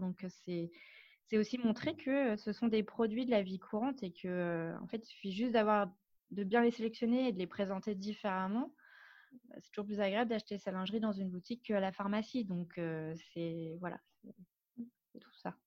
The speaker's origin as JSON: {"language": "French", "town": "Paris", "region": "Île-de-France", "country": "France", "tie": "born or raised there", "moved": "as an adult", "lives_now": "Biarritz, France", "said": "je suis parisienne, je suis née à Paris, j'ai grandi à Paris"}